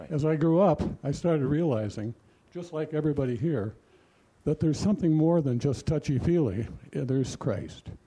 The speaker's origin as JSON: {"language": "English", "town": "Robbinsdale", "region": "Minnesota", "country": "United States", "tie": "born or raised there", "said": "I grew up in Robbinsdale, Minnesota"}